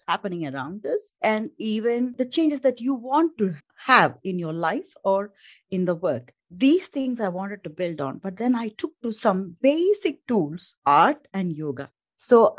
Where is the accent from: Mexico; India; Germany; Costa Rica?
India; moved away as an adult; now in Denmark; I'm an Indian by origin